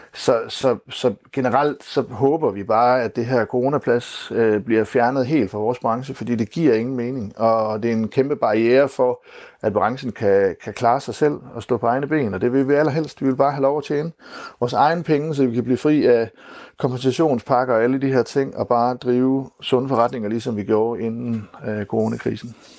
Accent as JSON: {"language": "Danish", "country": "Denmark", "said": "som danskere"}